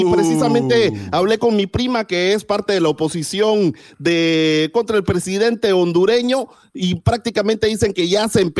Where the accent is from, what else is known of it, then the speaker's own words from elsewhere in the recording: Guatemala; En mi país, Chocolata, Guatemala